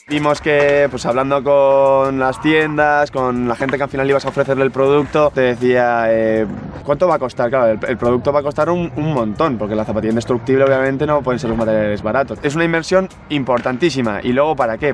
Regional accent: San Sebastián, Basque Country, Spain; tengo 22 años, nací en San Sebastián

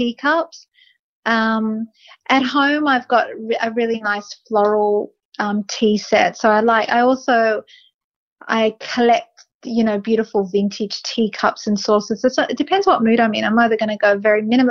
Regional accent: Australia; being Australian

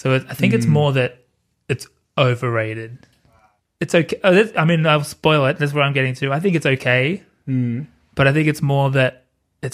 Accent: Australia; as an Australian

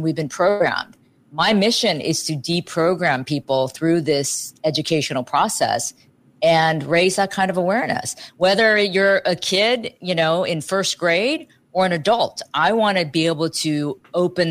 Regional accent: Dayton, Ohio, United States; moved away; I grew up in Ohio

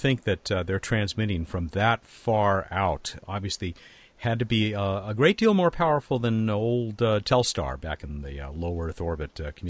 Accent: Long Beach, California, United States; Long Beach, California, my hometown.

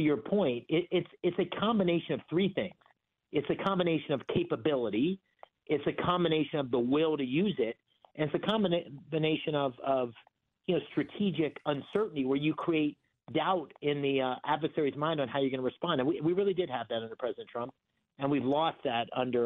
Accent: Bloomsburg, Pennsylvania, United States; I grew up in Bloomsburg, and small town, and grew up baling hay and trimming Christmas trees

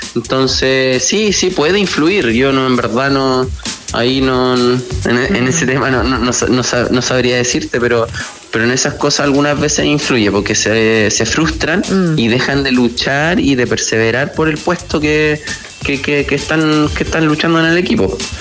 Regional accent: La Serena, Coquimbo, Chile; moved away as an adult; also born or lived in Santiago; yo soy de La Serena, yo me vine a Audax Italiano a los 18 años

